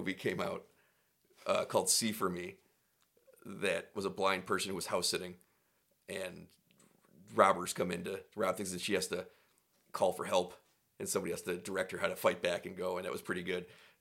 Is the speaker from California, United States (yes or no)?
no; Buffalo, New York, United States; We're from Buffalo